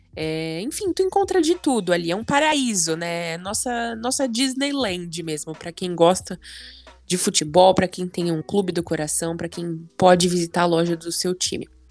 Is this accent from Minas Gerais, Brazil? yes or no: no; São Paulo, Brazil; como brasileira, como paulista